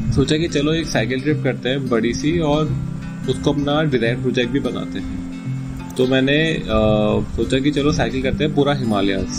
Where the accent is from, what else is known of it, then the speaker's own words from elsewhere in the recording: Uttarakhand, India; अब मैं ज़िंदगी में उत्तराखंड से बाहर आया नहीं था